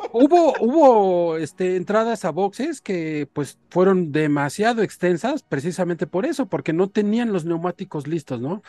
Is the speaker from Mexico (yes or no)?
yes; Mexico; nosotros como mexicanos